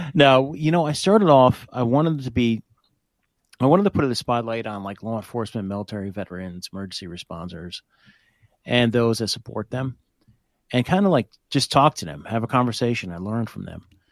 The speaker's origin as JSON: {"language": "English", "town": "Hope", "region": "New Jersey", "country": "United States", "tie": "born or raised there", "said": "I grew up in Hope, which is right outside of Blairstown"}